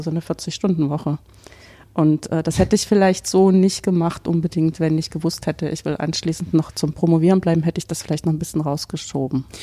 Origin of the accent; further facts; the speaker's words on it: Weimar, Thuringia, Germany; moved away as an adult; also born or lived in Dresden / Paderborn / Bonn / Hannover; now in Karlsruhe, Germany; Also ich stamme ursprünglich aus Weimar, habe in Dresden studiert